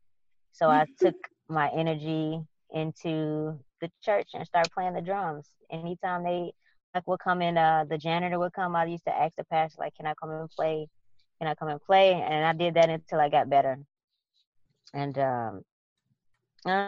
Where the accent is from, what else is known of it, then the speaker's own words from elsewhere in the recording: Chicago, Illinois, United States; I grew up on the west side of Chicago